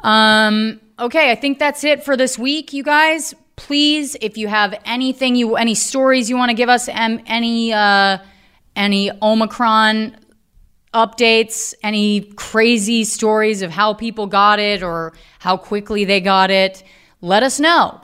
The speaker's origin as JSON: {"language": "English", "region": "Virginia", "country": "United States", "said": "I'm from Virginia"}